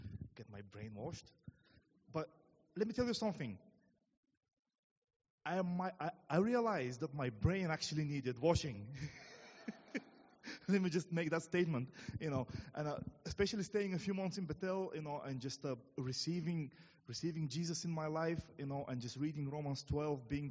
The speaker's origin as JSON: {"language": "English", "country": "Bulgaria", "moved": "as an adult", "lives_now": "England", "said": "for those of you who wonder what my accent is, I'm from Bulgaria. I came nearly 9 years ago now to England."}